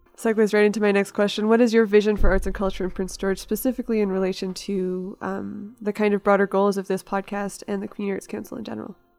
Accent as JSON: {"language": "English", "town": "Victoria", "region": "British Columbia", "country": "Canada", "tie": "born or raised there", "also_born_or_lived": "Toronto", "moved": "as an adult", "said": "Victoria, my hometown"}